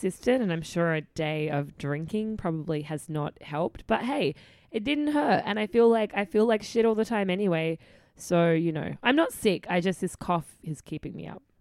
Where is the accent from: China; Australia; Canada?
Australia; moved away; being Australian